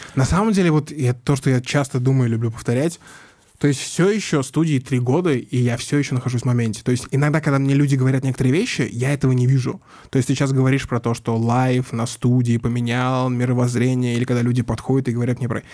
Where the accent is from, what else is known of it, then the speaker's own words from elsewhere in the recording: Mytishchi, Moscow Oblast, Russia; я вырос в Мытищах, сельская школа